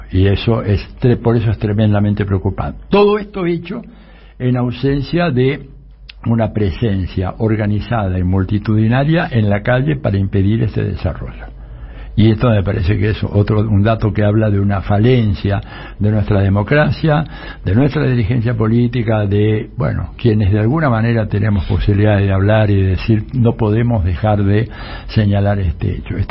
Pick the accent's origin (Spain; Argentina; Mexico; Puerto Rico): Argentina; yo como ciudadano argentino